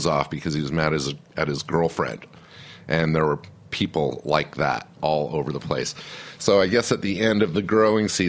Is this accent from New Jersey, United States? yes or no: no; Salt Lake City, Utah, United States; now in New York City, United States; I was born in New York City, but then we moved to Salt Lake when I was 2.